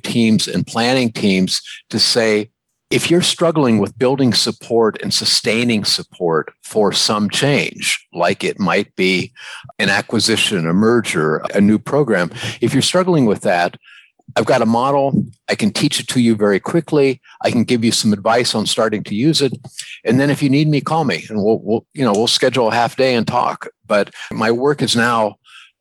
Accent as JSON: {"language": "English", "town": "New Philadelphia", "region": "Ohio", "country": "United States", "tie": "born or raised there", "said": "I grew up in New Philadelphia, Ohio."}